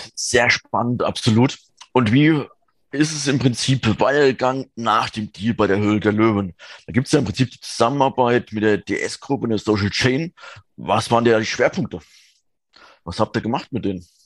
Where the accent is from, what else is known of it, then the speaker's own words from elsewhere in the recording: southern Thuringia, Germany; moved away; ich komme ja gebürtig aus Südthüringen